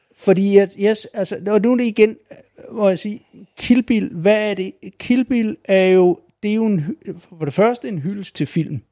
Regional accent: Falster, Zealand, Denmark; jeg er nede fra Falster

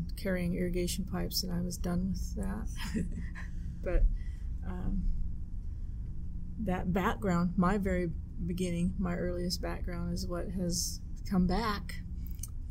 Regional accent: Shelton, Nebraska, United States; from Shelton, Nebraska.

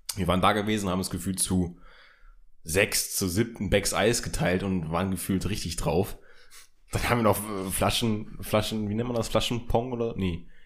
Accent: Hildesheim, Lower Saxony, Germany; moved away; in der Heimatstadt, wo ich herkomme, in Hildesheim.

